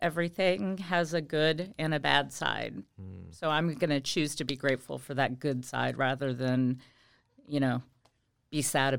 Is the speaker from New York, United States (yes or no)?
no; Kentucky, United States; born there; I was born in Kentucky. But my family moved around quite a bit.